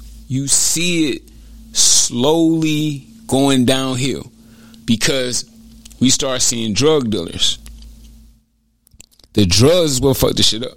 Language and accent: English; East Cleveland, Ohio, United States; I'm from East Cleveland